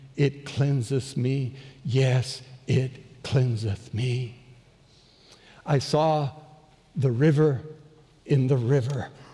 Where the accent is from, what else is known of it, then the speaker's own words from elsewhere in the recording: Bolivia; moved away; Growing up in Bolivia, as born and raised there